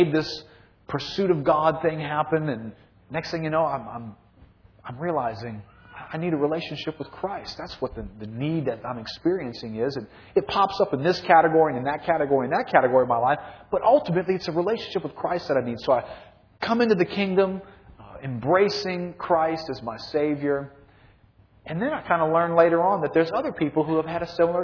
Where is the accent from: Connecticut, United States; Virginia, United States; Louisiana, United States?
Louisiana, United States; New Orleans; I grew up in New Orleans, was raised here, lived my whole life here